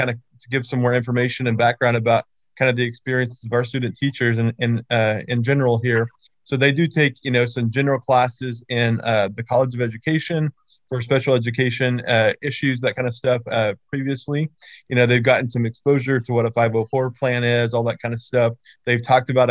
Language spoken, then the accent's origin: English; Oklahoma, United States; moved away as an adult; also born or lived in North Carolina; now in Louisiana, United States; I'm originally from Oklahoma. I was a high school ag teacher for 4 years there